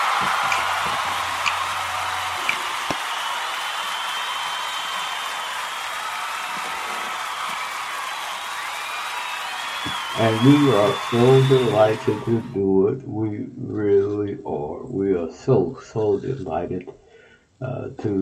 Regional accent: Texas, United States; my home state, Texas

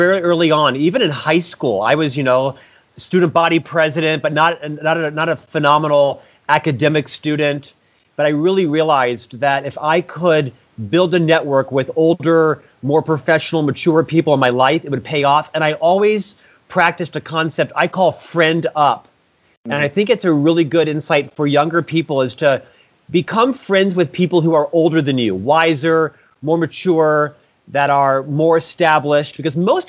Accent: Orlando, Florida, United States; I'm from Central Florida, Orlando originally.

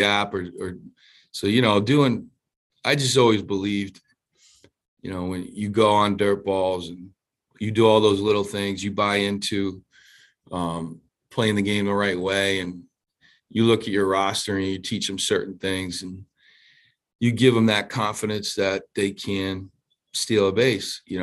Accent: Providence, Rhode Island, United States; I grew up near Federal Hill in Providence, Rhode Island

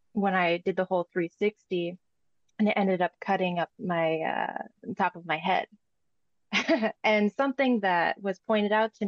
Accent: Sioux Falls, South Dakota, United States; moved away; also born or lived in Northern California; I'm originally from Sioux Falls, South Dakota, and I would usually go back there to see family and friends

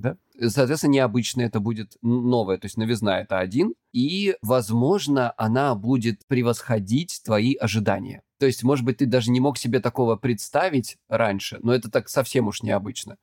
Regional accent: Krasnodar Krai, Russia; я с Кубани

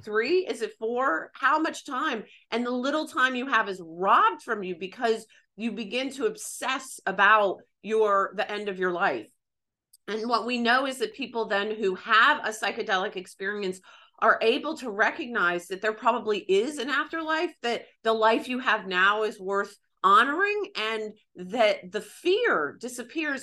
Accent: the South, United States; growing up in the South

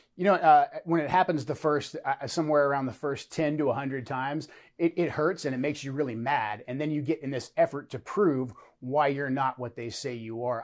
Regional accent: United States; as American citizens

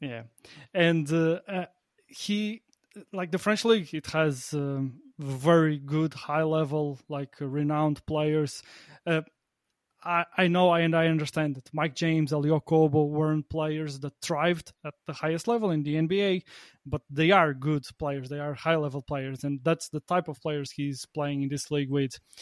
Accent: Portugal; now in Latvia; I'm from Portugal, but I live on the opposite side of the continent. I live, I live in Latvia

